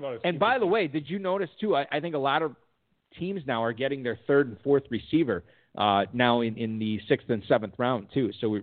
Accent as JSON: {"language": "English", "region": "Minnesota", "country": "United States", "said": "I'm from Minnesota"}